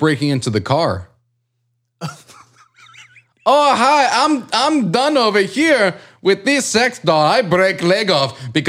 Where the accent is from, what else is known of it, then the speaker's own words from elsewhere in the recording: Kazakhstan; I'm from Kazakhstan.